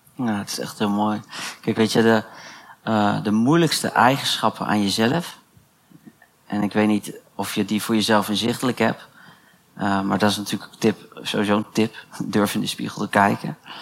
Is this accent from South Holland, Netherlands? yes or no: yes; The Hague, South Holland, Netherlands; ik kom uit Den Haag